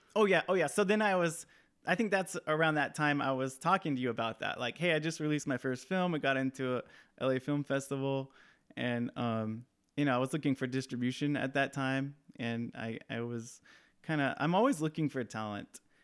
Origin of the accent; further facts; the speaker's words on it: Hesperia, California, United States; in my hometown in the house that I grew up in, in, um, in the Mojave Desert in Southern California. Uh, there's a small town called Hesperia